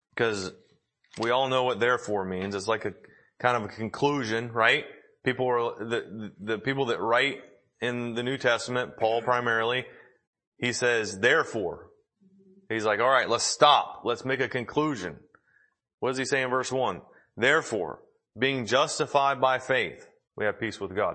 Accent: Tennessee, United States; we're from Tennessee

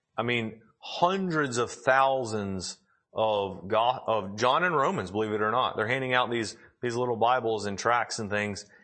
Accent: the South, United States; I was raised in the South

